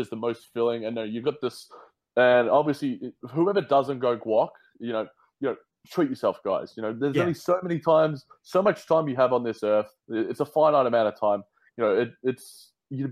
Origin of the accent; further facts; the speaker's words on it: Australia; also born or lived in London; my accent, in Australia